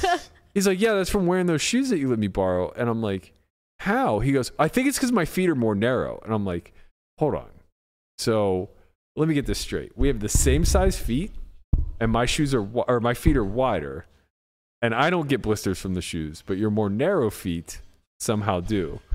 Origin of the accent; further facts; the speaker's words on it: United States; We're so American, man.